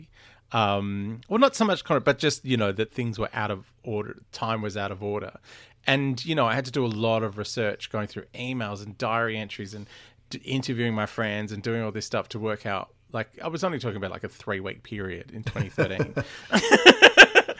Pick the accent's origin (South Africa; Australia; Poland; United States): Australia; We're Australian. We say things funny